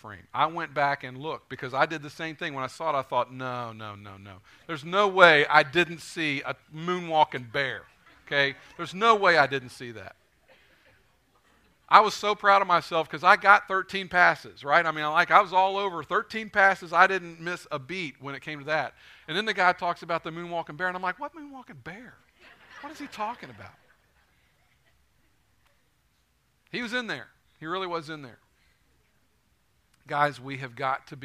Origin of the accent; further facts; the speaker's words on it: Northern Kentucky, United States; I grew up in Northern Kentucky, so I'm a UK fan